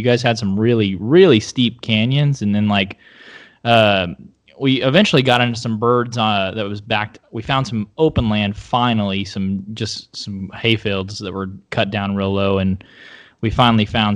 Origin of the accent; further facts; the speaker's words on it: Oklahoma, United States; now in Austin, United States; Oklahoma originally, living in Austin, Texas now